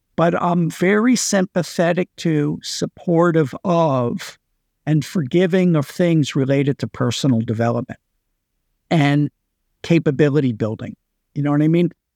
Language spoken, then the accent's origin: English; United States; moved away as an adult; now in Singapore; I've been in Singapore for twenty-three years. You know, I'm an American citizen, worked in the U S before then, but then I've been away for a long time